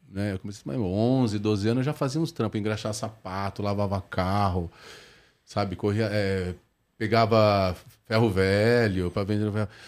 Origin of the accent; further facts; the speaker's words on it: Nova Esperança, Paraná, Brazil; born there; Cara, eu nasci num sítio no interior do Paraná.